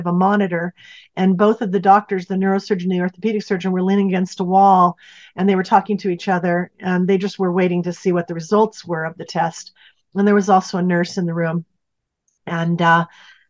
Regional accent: Pacific Northwest, United States; moved away as an adult; also born or lived in Santa Barbara; I was born and raised in the Pacific Northwest

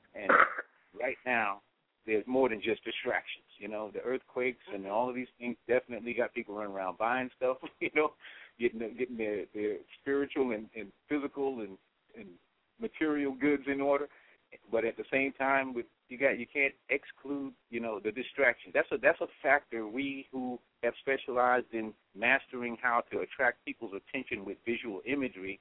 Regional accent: New York City, New York, United States; now in Decatur, United States; I grew up in the South Bronx

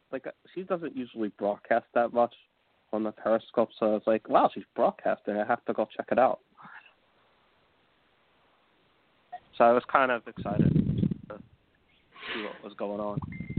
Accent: New York, United States; She knows that I'm from New York.

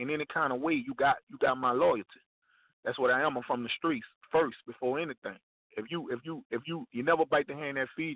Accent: New Orleans, Louisiana, United States; We represented Iberville, but I was born uptown in the Melphamine, which is a couple of blocks from the Magnolia

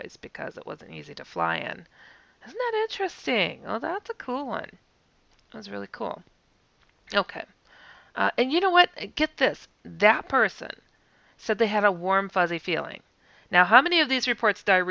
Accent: Wisconsin, United States; I'm from Wisconsin

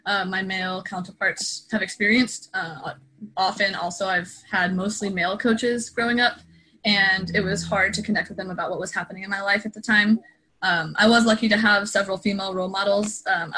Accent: Oregon, United States; also born or lived in Southern California; I was born in California, actually, Southern California, but I was raised in Oregon

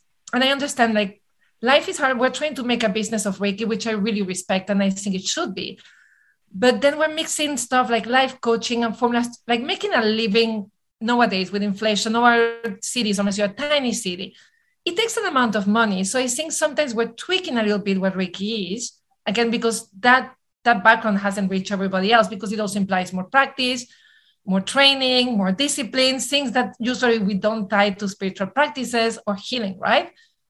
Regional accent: New York City, New York, United States; I'm a New Yorker. We have the attention span of a mosquito, right?

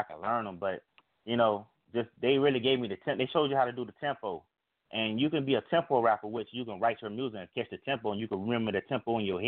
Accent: Florida, United States; I'm from Florida.

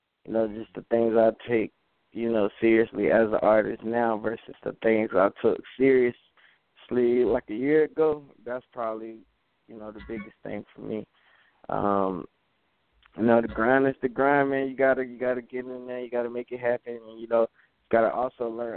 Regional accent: Jacksonville, Florida, United States; Duval, Jacksonville, Florida

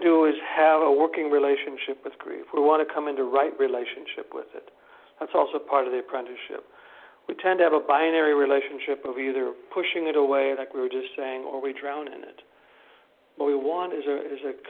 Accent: Wisconsin, United States; moved away; in this very conservative little locale, which is where I'm from Wisconsin

